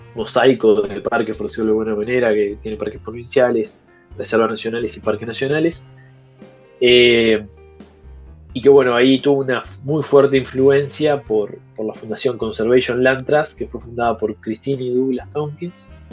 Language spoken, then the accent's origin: Spanish; Colonia and Acevedo Díaz, Montevideo, Uruguay; alguien totalmente citadino como yo, que me crié en Colonia y Acevedo Díaz, al lado del túnel, hasta los 12 años